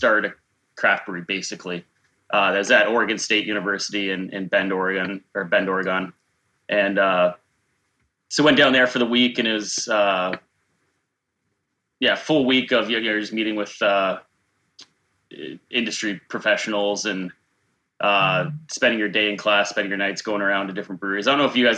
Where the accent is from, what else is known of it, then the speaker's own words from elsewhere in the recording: Niagara Falls, Ontario, Canada; I'm from Niagara Falls. I'm from the north end of Niagara Falls